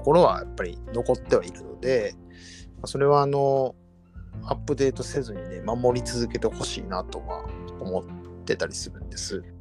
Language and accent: Japanese; Hyogo, Japan; 地元が兵庫なんで、まあ、丹波焼きはしょっちゅう見に行ってたり